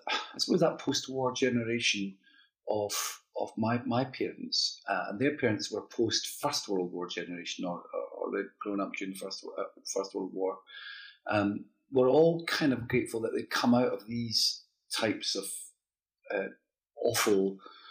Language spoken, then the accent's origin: English; Dundee, Scotland, United Kingdom; I grew up in Dundee